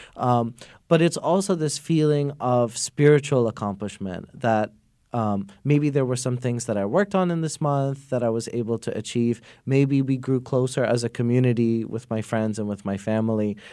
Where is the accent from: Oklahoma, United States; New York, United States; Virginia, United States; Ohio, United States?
New York, United States; I grew up in New York.